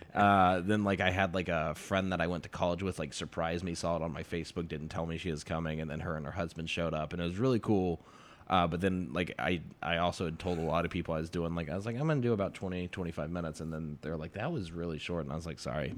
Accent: Texas, United States; I'm from Texas

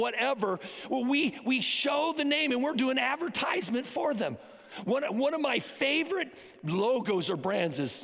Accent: United States; I am an American. I am proud that I am an American

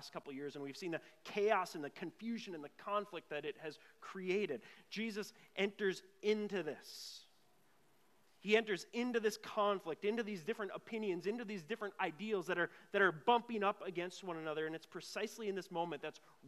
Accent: Grand Marais, Minnesota, United States; I grew up in Grand Marais, a city of 1,200 people, and Fisherman's Picnic every August

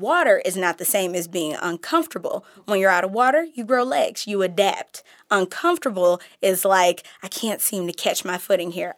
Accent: Detroit, Michigan, United States; moved away as an adult; also born or lived in Kalamazoo, Michigan / Chicago / Seattle / Portland; now in Oakland, United States; I grew up predominantly in Detroit. I graduated from Detroit Public Schools

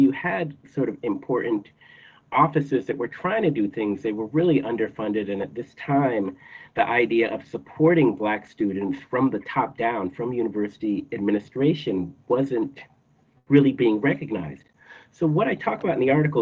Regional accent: Shelburne Falls, Massachusetts, United States; a kid growing up in Shelburne Falls, Massachusetts

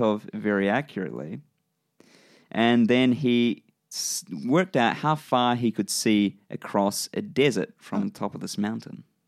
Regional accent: New Zealand; accent: New Zealand; my New Zealand accent

